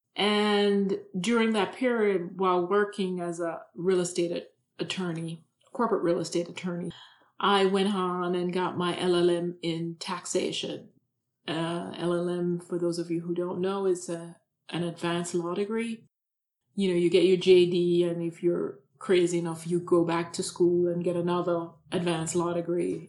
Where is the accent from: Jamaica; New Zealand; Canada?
Jamaica; moved away as an adult; also born or lived in New York City / Camden; now in United States; I was born and raised in Jamaica